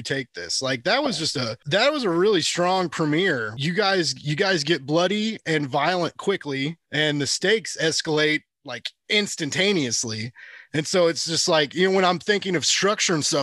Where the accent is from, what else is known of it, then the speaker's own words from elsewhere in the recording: Kansas City, United States; I'm from Kansas City